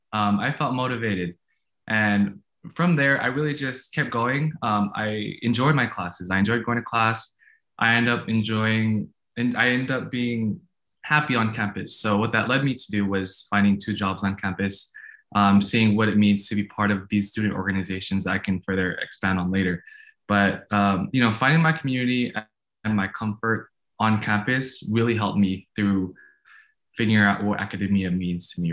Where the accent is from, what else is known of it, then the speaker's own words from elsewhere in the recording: Bay Area, California, United States; also born or lived in Philippines; I am a native of the Bay Area. I was born in the Philippines. When I was three, my family and I came to the United States, and um, we stayed in the Bay Area for all my life.